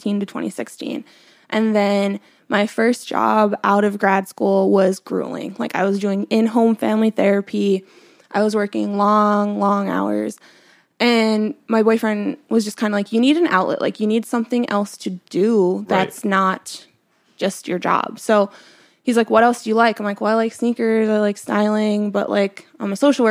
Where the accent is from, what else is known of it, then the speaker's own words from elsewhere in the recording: Pennsylvania, United States; moved away as an adult; also born or lived in New York; where I grew up in Pennsylvania too, we didn't have like sneaker stores. It was middle of nowhere